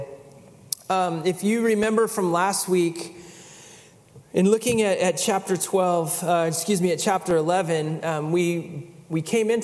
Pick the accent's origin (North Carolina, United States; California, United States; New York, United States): California, United States; I'm native Californian